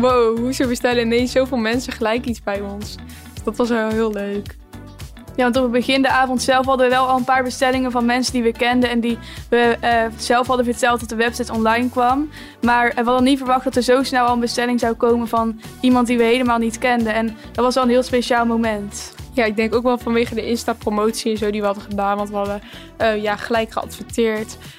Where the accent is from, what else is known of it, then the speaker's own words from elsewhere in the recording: Empel, North Brabant, Netherlands; bij ons in het dorp